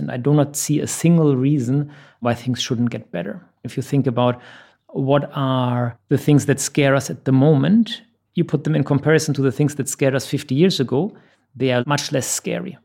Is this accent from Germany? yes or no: yes; Germany; moved away as an adult; now in Dubai, United Arab Emirates; I'm originally from Germany. I've been in the Middle East for the last 10 years, based out of Dubai.